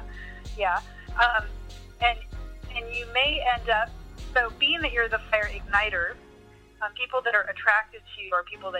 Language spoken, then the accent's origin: English; California, United States; moved away; I was raised in California, okay. So I never saw color till I came to the South.